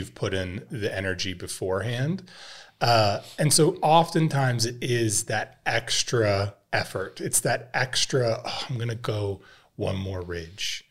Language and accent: English; Idaho, United States; growing up in Idaho